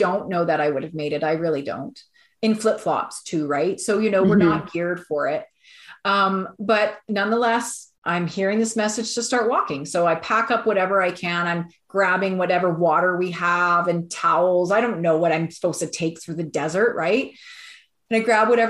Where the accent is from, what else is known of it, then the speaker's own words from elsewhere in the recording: Alberta, Canada; we're from Alberta